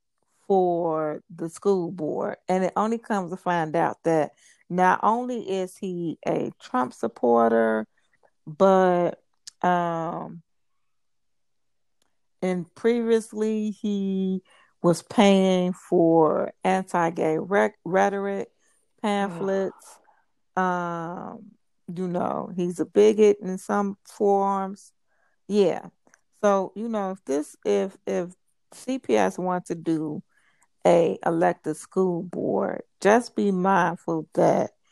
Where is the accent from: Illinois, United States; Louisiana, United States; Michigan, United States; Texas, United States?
Illinois, United States; Chicago; as a Chicagoan, as someone who has nieces and nephews